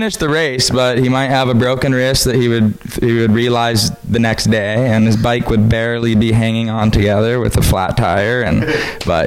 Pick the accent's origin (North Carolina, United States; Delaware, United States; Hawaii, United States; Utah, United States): Hawaii, United States; Maui; my hometown, places I've seen my whole life